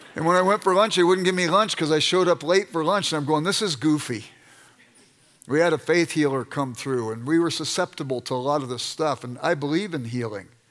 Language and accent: English; Los Angeles, California, United States; I grew up in South Central Los Angeles